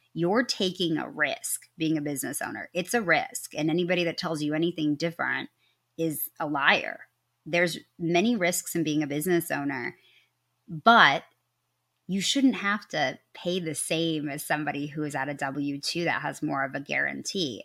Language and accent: English; Midwest, United States; I am from the Midwest, and you can usually only tell when I say, "I'm sorry."